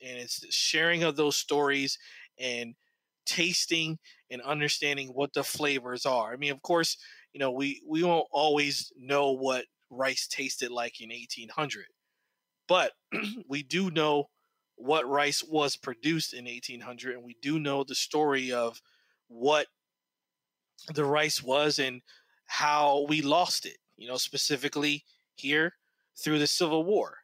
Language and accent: English; New Jersey, United States; also born or lived in Detroit, Michigan; now in Charleston, United States; I grew up in New Jersey